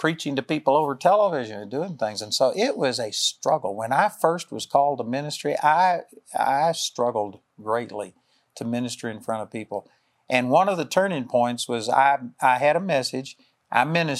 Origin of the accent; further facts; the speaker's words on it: Texas, United States; I'm a hick from Texas